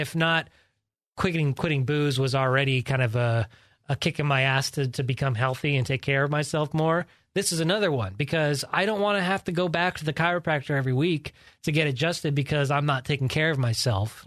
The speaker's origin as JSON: {"language": "English", "town": "Georgetown", "region": "California", "country": "United States", "tie": "born or raised there", "also_born_or_lived": "Sacramento, California"}